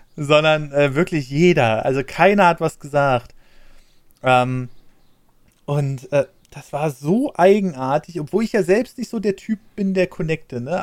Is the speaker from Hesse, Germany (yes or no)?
no; Berlin, Germany; Ich bin ja in Berlin aufgewachsen